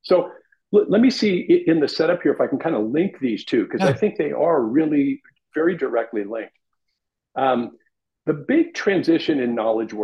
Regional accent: Los Angeles, California, United States; born or raised there

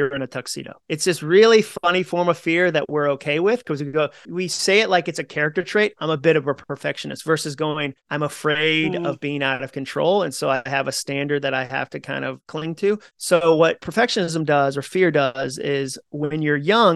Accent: Massachusetts, United States; moved away as an adult; also born or lived in Birmingham, Alabama; I grew up in Massachusetts.

